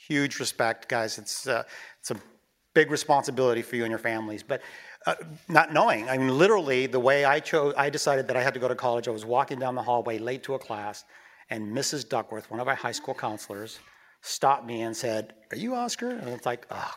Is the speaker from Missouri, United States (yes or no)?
no; Huntington Beach, California, United States; I grew up in Huntington Beach. I was a surfer kid